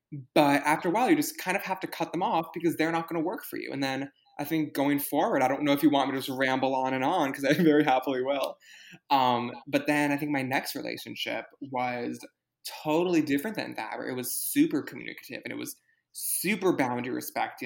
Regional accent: New York City, New York, United States; You and I grew up in New York City

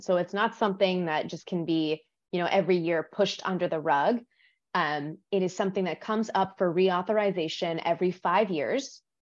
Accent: Los Angeles, California, United States; I was born in the desert, California desert. I was raised in Los Angeles

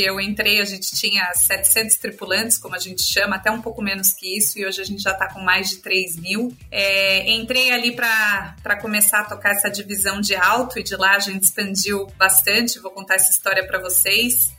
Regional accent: São Paulo, Brazil; moved away as an adult; also born or lived in Argentina / United States; sou aqui de São Paulo, é, mas morei muito tempo fora do país. Eu, quando era pequena morei na Argentina, depois fiz faculdade aqui em São Paulo

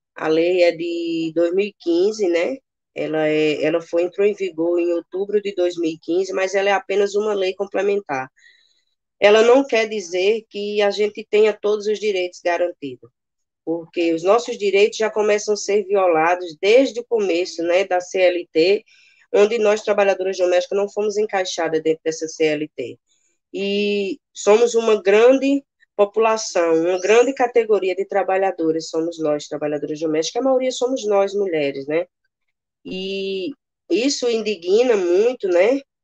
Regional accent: Paraíba, Brazil; also born or lived in Campina Grande; moro aqui em Campina Grande, né? sou da Paraíba

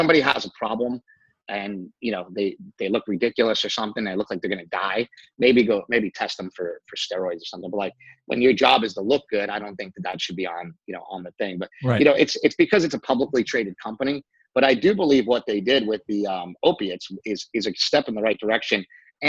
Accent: Poughkeepsie, New York, United States; moved away as an adult; I went to high school in upstate New York. I grew up in Poughkeepsie.

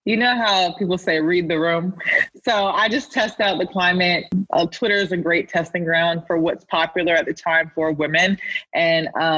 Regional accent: Raleigh, North Carolina, United States; moved away as an adult; now in New York City, United States; I'm from Raleigh, North Carolina, born and raised, went to NC State and everything

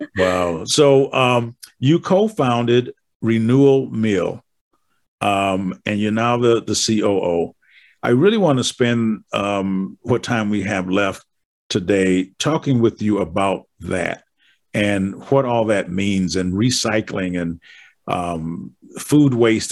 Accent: Wisconsin, United States; I'm from Wisconsin, and we're frozen.

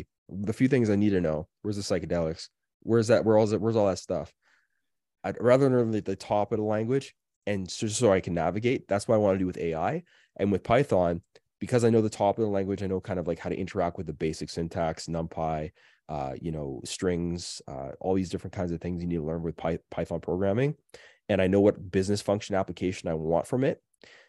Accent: Canada; I'm sorry. I'm so Canadian. I can't even help it anymore.

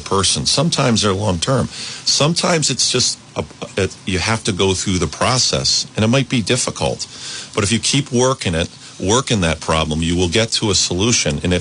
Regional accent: East Greenwich, Rhode Island, United States; I grew up in East Greenwich. I went to East Greenwich High School

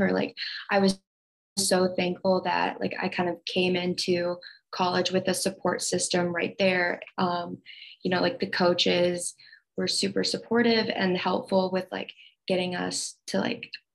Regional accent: Iowa, United States; moved away as an adult; now in St. Louis, United States; I grew up in Iowa, and for the past 4 years, I've been living in St. Louis.

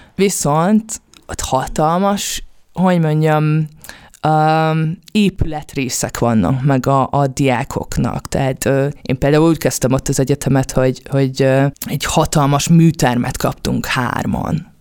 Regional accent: Budapest, Hungary; also born or lived in Kaposvár / Pécs; én Budapesten születtem, budapesti vagyok

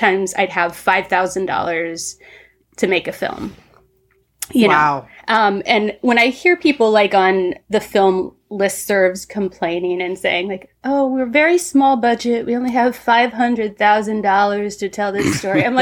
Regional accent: Southern Ohio, United States; moved away; I grew up in the Midwest, Southern Ohio, in the 80s

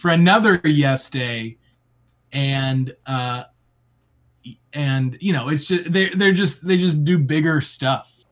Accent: Florida, United States; a Florida man. Grew, I grew up in Florida

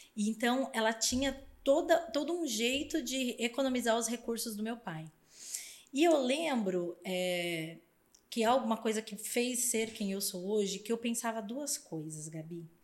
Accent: São Paulo, Brazil; eu cresci numa família muito humilde na Zona Leste de São Paulo

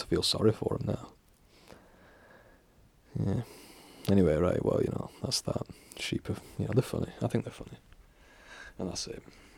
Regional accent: England, United Kingdom; I'm from England.

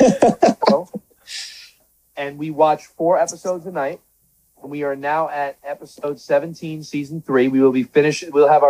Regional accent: Long Island, New York, United States; We grew up together on Long Island.

